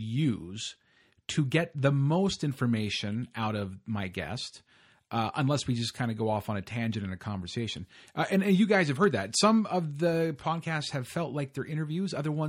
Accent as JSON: {"language": "English", "country": "United States", "said": "I'm from the States"}